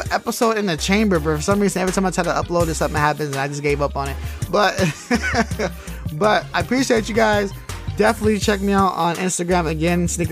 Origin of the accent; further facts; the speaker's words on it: the Bay Area, California, United States; I'm from the Bay